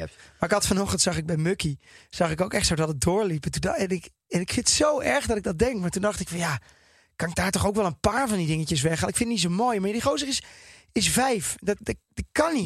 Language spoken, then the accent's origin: Dutch; Netherlands; ik als Nederlander